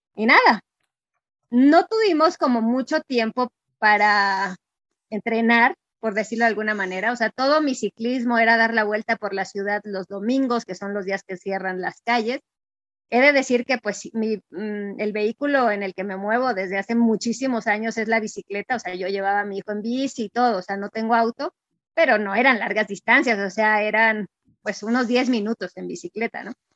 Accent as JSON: {"language": "Spanish", "country": "Mexico", "also_born_or_lived": "Mexico City", "said": "Yo soy, bueno, mexicana"}